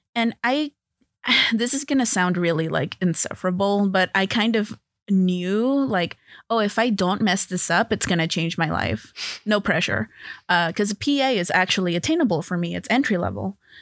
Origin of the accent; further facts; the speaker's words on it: Los Angeles, California, United States; I grew up in L